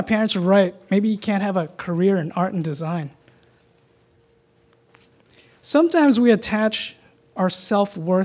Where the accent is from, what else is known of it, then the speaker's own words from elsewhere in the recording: New York, United States; Growing up in Chinatown, New York